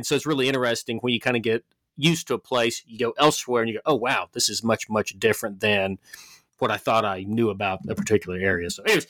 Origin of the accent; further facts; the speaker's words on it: Memphis, Tennessee, United States; moved away as an adult; now in Montana, United States; growing up in Memphis